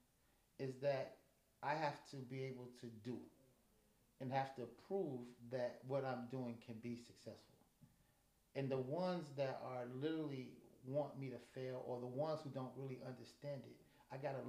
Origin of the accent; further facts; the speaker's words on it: Chicago, Illinois, United States; now in Des Moines, United States; when I was growing up in Chicago